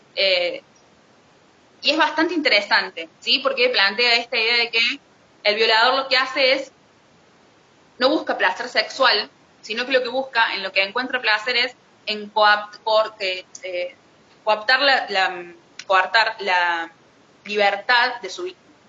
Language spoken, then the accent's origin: Spanish; Argentina; como argentinos